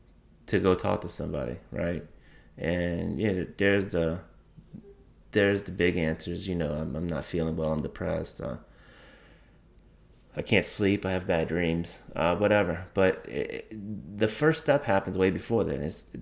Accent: New Orleans, Louisiana, United States; So I am born in Louisiana, born and raised on the West Bank and the East Bank of New Orleans.

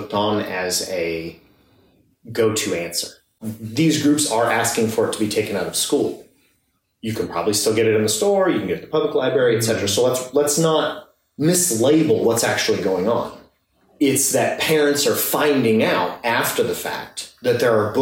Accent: Midwest, United States; moved away; I grew up in the Midwest

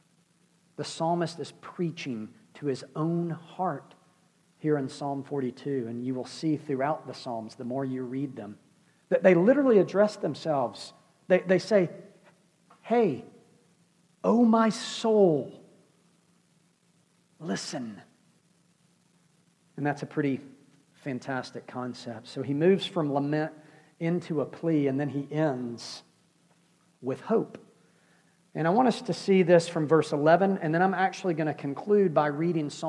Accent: United States; we're American, because we live in the Western world

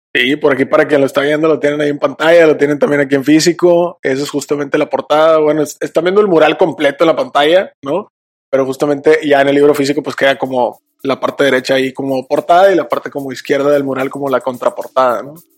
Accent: Monterrey, Nuevo León, Mexico; Somos regiomontanos 100% por acá

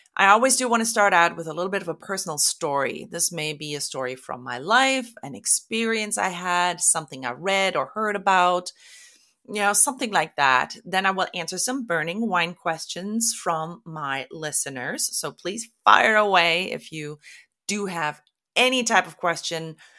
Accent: Germany; moved away as an adult; now in Oregon, United States; I was born and raised in Germany and moved to the U S in two thousand because my husband is American. We live in Oregon

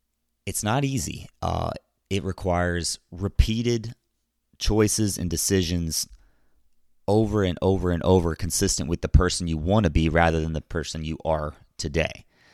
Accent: Louisville, Kentucky, United States; I was born May 26th in Louisville, Kentucky. I was raised in a middle-class home with a conservative ideology and Roman Catholic roots.

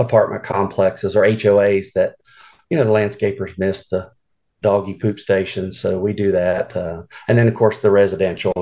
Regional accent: Atlanta, Georgia, United States; moved away as an adult; now in Morganton, United States; I'm originally from Atlanta. I grew up there in Atlanta, went to high school and everything there

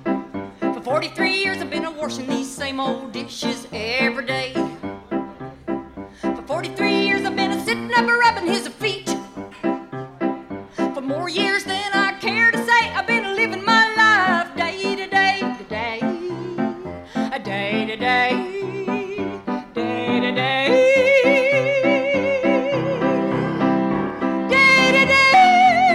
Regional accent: Atoka, Oklahoma, United States; now in New York, United States; I'm from Atoka, Oklahoma originally, and I came to New York

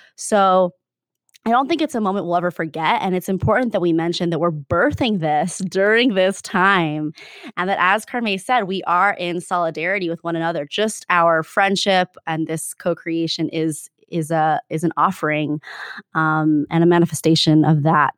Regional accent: Arizona, United States; now in Bay Area, United States; it's a different place, and, um, at the same time, it's a, it was a special place to grow up

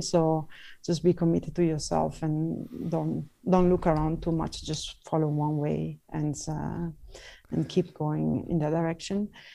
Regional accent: Venice, Veneto, Italy; moved away; I'm Italian, I'm from Venice

